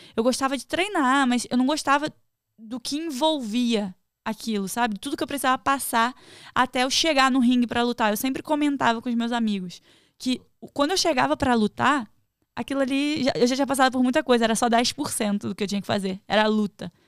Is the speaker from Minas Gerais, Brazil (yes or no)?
no; Rio de Janeiro, Brazil; moved away as an adult; now in United States; eu sou do Rio